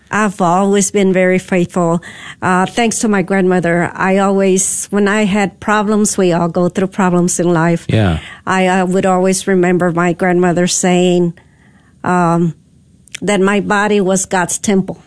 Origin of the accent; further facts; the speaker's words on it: Dallas, Texas, United States; I grew up here in Dallas